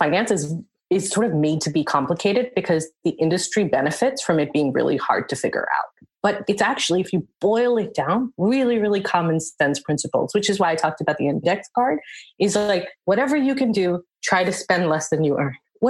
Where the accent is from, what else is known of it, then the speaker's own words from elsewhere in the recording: India; And my husband's African and I'm Indian.